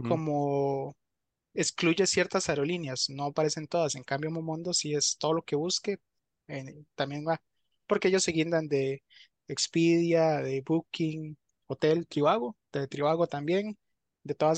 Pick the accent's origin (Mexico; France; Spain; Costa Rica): Costa Rica; uno como tico